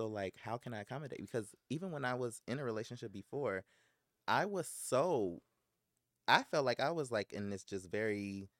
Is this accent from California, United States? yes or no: yes; Los Angeles, California, United States; I'm from South Central Los Angeles. I grew up in the jungle.